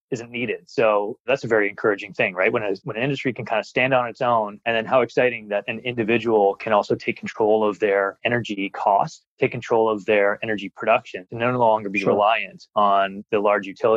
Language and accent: English; Ontario, Canada; now in Australia; I'm from Canada